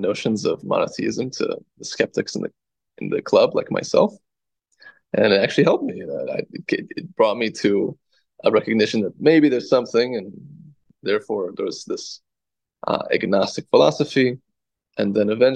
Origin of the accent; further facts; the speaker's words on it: Wheeling, Illinois, United States; I grew up in the Chicago suburbs, particularly Wheeling